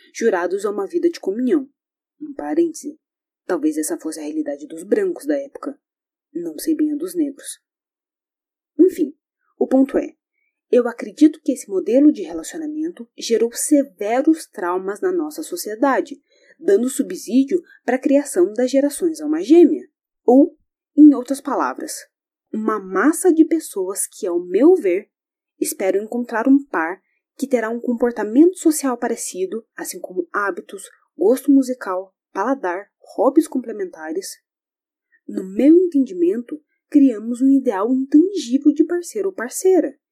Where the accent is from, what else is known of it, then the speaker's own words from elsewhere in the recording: Brazil; sou brasileira